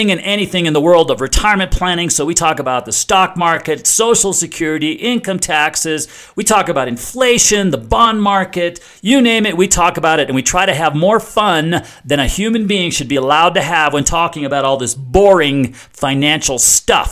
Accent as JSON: {"language": "English", "country": "United States"}